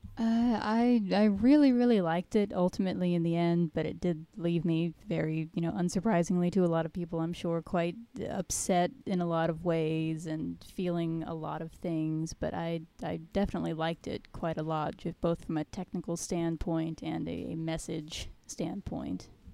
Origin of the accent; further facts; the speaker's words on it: United States; me as an American